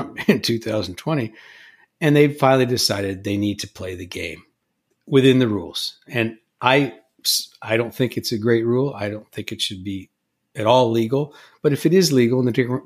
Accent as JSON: {"language": "English", "region": "California", "country": "United States", "tie": "born or raised there", "said": "in my home state of California"}